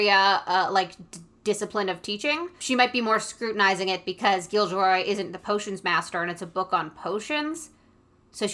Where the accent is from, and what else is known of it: Canada